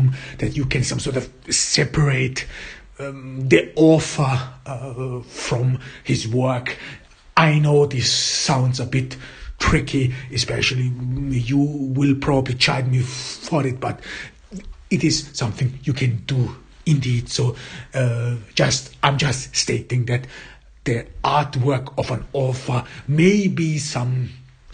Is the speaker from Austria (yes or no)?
yes; Austria; English is a second language; As I grew up in Austria, there your cultural heritage is exactly Goethe, Schiller, and E.T.A. Hoffmann.